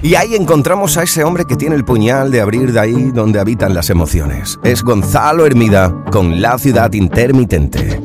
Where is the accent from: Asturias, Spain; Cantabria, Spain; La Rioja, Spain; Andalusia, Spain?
Andalusia, Spain; Huelva; desde Huelva, desde mi tierra